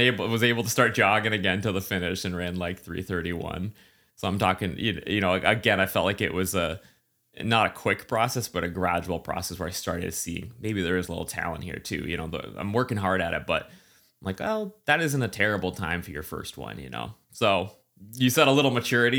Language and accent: English; central New Hampshire, United States; moved away; also born or lived in Boston; grew up in central New Hampshire